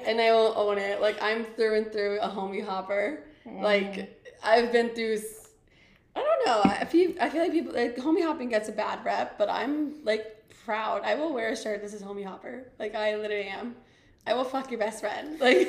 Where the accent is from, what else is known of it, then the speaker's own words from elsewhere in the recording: New Jersey, United States; I'm 25. I'm also from New Jersey.